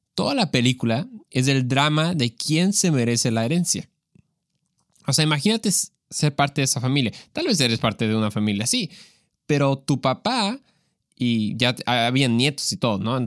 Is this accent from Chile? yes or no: no; Mexico; yo soy mexicano, entonces eso es lo que, con lo que yo crecí